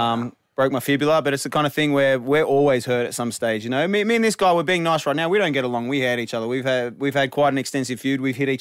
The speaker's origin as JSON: {"language": "English", "country": "Australia", "moved": "as an adult", "lives_now": "United States", "said": "as an Australian"}